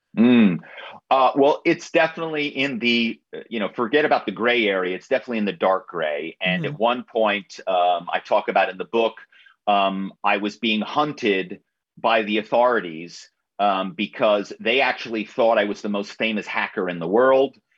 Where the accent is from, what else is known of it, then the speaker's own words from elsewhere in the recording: Philadelphia suburbs, Pennsylvania, United States; I grew up in in the Philadelphia suburbs